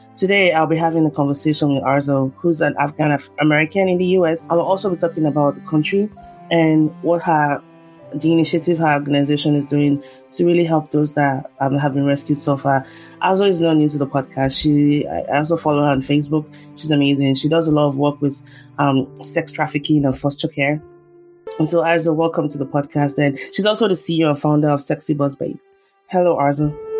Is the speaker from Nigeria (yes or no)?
yes; Nigeria; moved away as an adult; now in United States; I'm a Nigerian here in the US. I've been, I've lived here for 10 years